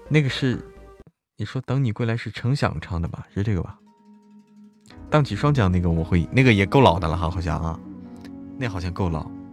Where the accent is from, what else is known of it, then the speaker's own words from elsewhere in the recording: Hebei, China; 我是河北人，和山西是挨着的